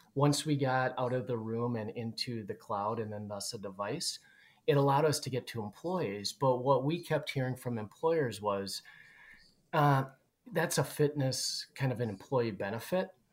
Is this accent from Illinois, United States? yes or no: no; Twin Cities, Minnesota, United States; we're both from the Twin Cities area